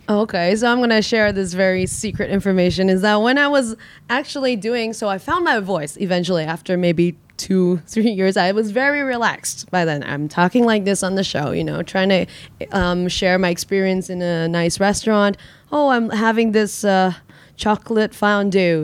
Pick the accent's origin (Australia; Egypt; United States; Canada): Canada; Vancouver, British Columbia; now in Hong Kong; I was raised also in Vancouver